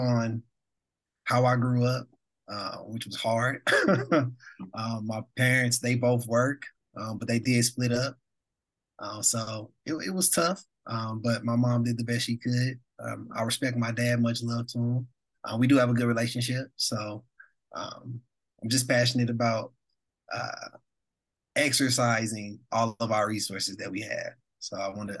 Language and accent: English; St. Louis, Missouri, United States; I'm originally from St. Louis, born and raised.